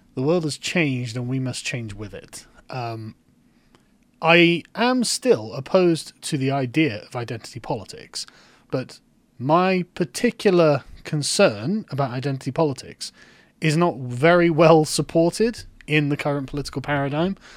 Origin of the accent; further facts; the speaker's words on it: England, United Kingdom; I am an Englishman. I live in England.